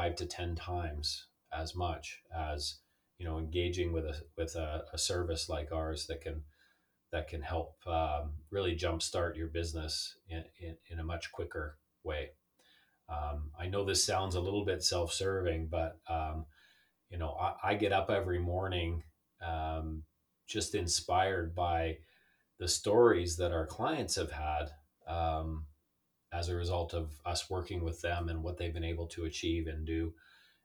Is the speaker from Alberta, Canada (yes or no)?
yes; Calgary, Alberta, Canada; born or raised there; also born or lived in Southern Ontario